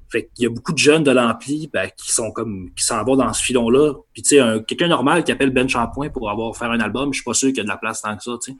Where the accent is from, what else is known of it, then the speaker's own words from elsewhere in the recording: Saguenay, Quebec, Canada; moved away as an adult; now in Quebec City, Canada; je viens du Saguenay